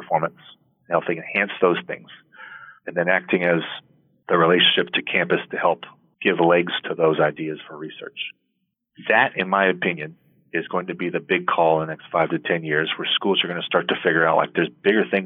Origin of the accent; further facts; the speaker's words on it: Portland, Oregon, United States; I'm from Portland, Oregon